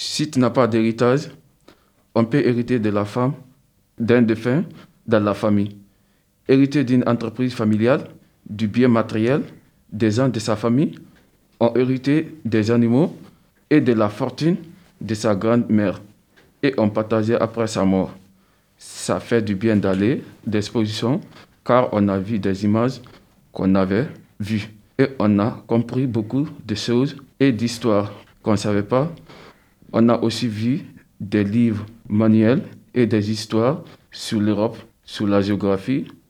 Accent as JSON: {"language": "French", "country": "Guinea", "tie": "born or raised there", "first_language": "Susu", "second_language": "French", "moved": "yes", "lives_now": "France", "said": "je suis né de la Guinée-Conakry"}